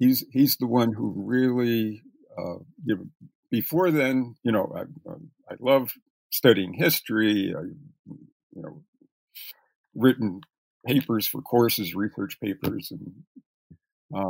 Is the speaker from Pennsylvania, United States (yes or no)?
yes; Reading, Pennsylvania, United States; moved away as an adult; also born or lived in Washington, D.C. / California; I grew up in Reading, Pennsylvania